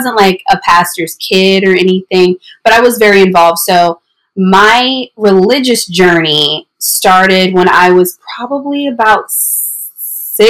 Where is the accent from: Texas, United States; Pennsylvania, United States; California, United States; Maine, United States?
Texas, United States; Houston; I'm from Houston, Texas. I born and raised, currently live there.